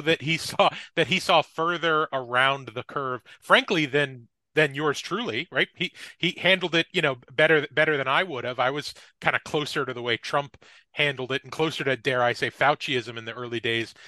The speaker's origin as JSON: {"language": "English", "region": "New Jersey", "country": "United States", "said": "I'm from New Jersey"}